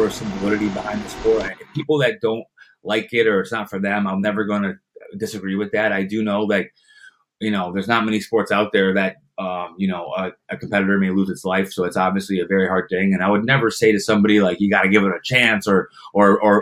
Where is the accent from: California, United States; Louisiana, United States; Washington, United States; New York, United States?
New York, United States; Saratoga Springs; growing up in Saratoga, being a part of the track for as long as I have